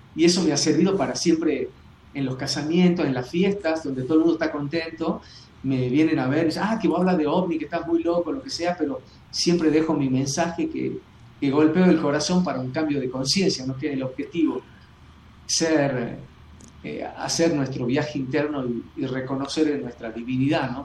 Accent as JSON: {"language": "Spanish", "region": "Jujuy", "country": "Argentina", "tie": "born or raised there", "said": "yo acá en Jujuy, eh, cuando tenía 13, 13, 14 años"}